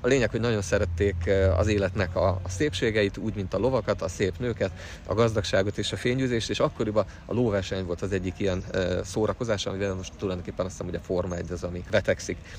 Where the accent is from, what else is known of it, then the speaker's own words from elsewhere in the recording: Budapest, Hungary; Én budapesti vagyok, Budapesten születtem